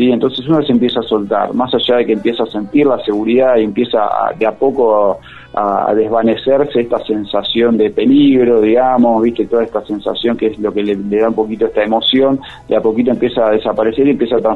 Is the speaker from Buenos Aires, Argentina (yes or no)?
yes; Buenos Aires, Argentina; now in Merlo, Argentina; yo soy de Buenos Aires, hace seis años que vivo acá